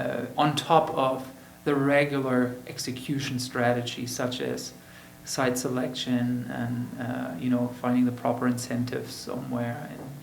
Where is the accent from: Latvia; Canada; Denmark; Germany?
Germany; now in United States; I don't live in Germany right now. You know, I'm from Germany, I understand Germany